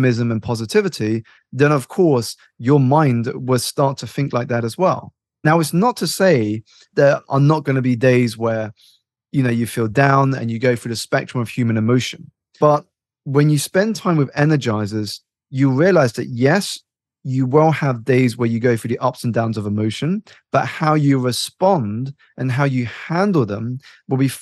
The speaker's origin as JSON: {"language": "English", "country": "United Kingdom", "tie": "born or raised there", "said": "I was born here in the United Kingdom to immigrant parents"}